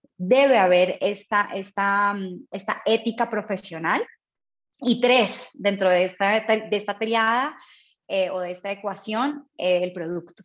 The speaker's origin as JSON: {"language": "Spanish", "country": "Colombia", "also_born_or_lived": "Mexico / Bogotá, Colombia", "moved": "as an adult", "said": "Soy colombiana, pero llevo muchos años fuera de mi país, orgullosamente latina"}